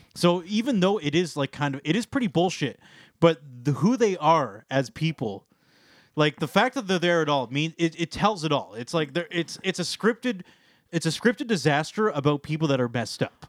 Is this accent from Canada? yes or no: yes; Canada; being Canadian